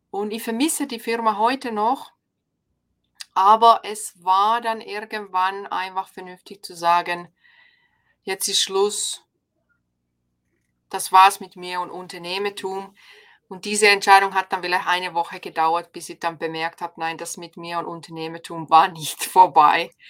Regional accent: Finland; German is a second language; moved away as an adult; now in Ulm, Germany; Genau, ich bin ja ursprünglich aus Finnland, jetzt seit 13, 13 Jahren in Deutschland. Und wir sind gekommen vor 13 Jahren. Mein Ehemann ist deutsch und er wollte wieder zurück in die Heimat.

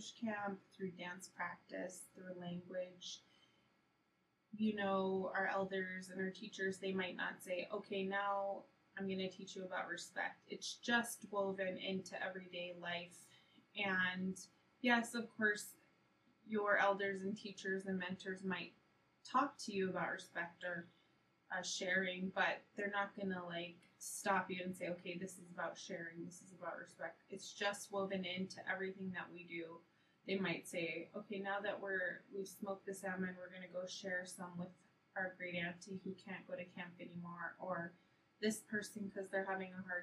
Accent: Fort Yukon, Alaska, United States; also born or lived in Nenana, Alaska; now in Fairbanks, United States; I'm from Fort Yukon. My mother is Marlene and my father is Bill. My daughter is Aurora and my partner is Danny from Fort Yukon. Also grew up in Nenana and live here in Fairbanks

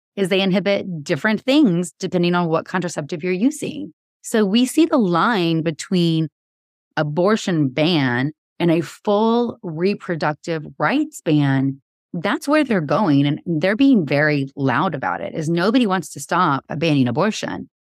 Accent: Georgia, United States; now in Texas, United States; I grew up in Georgia

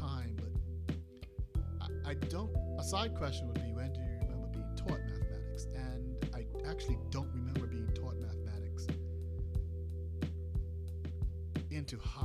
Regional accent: Bermuda; I'm from Bermuda

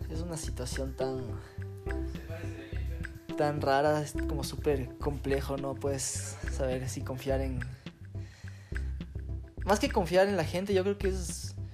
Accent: Quito, Pichincha, Ecuador; y nací en Quito, en, la cordillera. Pero sí, soy, soy de sangre caliente.

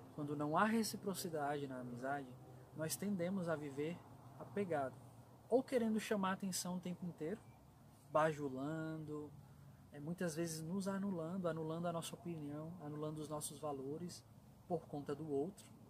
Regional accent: São Paulo, Brazil; eu sou natural de São Paulo

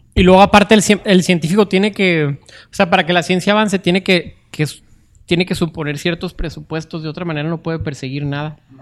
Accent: Mexico

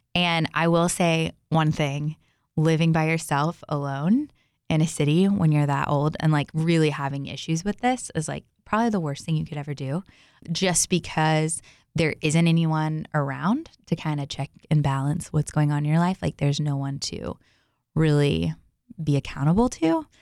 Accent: Texas, United States; Growing up, I grew up in, um, I grew up in Texas.

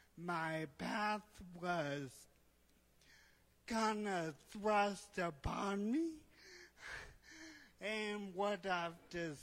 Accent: Indonesia; So My story, I grew up in Indonesia, the son of missionary parents, and faith has always been very important for me.

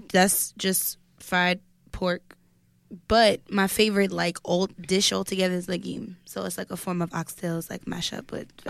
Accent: New York City, New York, United States; I'm from the Bronx

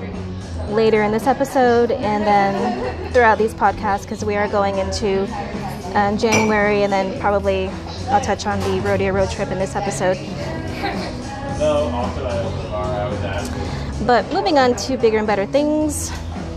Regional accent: San Antonio, Texas, United States; I'm born and raised in San Antonio

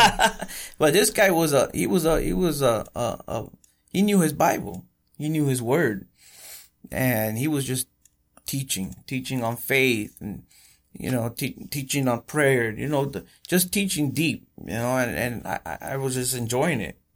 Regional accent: Coachella Valley, California, United States; born or raised there; also born or lived in Bellflower, Los Angeles / Huntington Park

